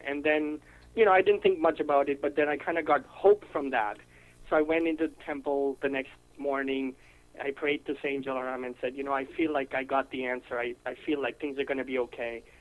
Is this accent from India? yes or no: yes; India; now in United States; I'm from India. Um, I am a U.S. citizen now, but I am originally from India.